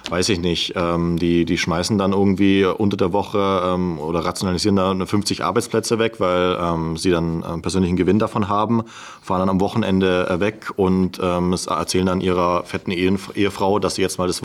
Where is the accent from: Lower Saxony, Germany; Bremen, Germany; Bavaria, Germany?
Bavaria, Germany; ich komme jetzt aus dem Ulter Unterallgäu, wo man natürlich naturgemäß einen anderen Dialekt spricht als